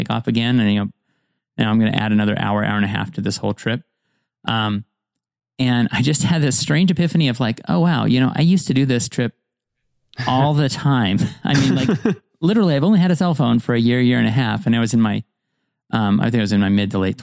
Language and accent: English; Montana, United States; I grew up in Montana